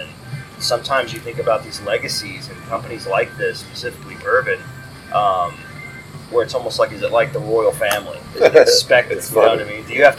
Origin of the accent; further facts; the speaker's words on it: Maryland-Delaware area, United States; I'm from the Maryland-Delaware area